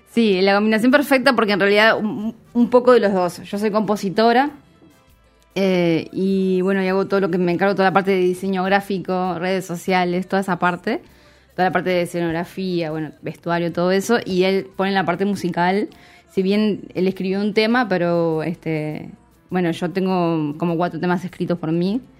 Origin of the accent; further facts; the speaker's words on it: Montevideo, Uruguay; Sí, soy de Montevideo.